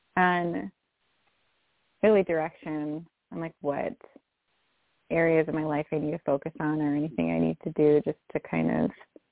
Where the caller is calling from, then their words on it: Chicago, Illinois, United States; I'm calling from Chicago.